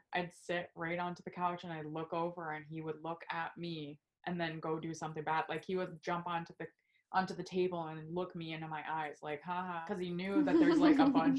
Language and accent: English; Spring Hill, Florida, United States; also born or lived in Seminole Heights, Tampa; I grew up over in Spring Hill for most of my life, and that is not as, at the time, was not very queer forward